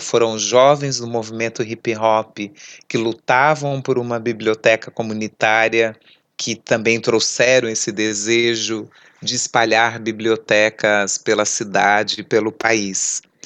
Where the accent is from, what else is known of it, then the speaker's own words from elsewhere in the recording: São Paulo, Brazil; Eu venho da periferia leste da cidade de São Paulo, num bairro que o Estado só chegava por duas políticas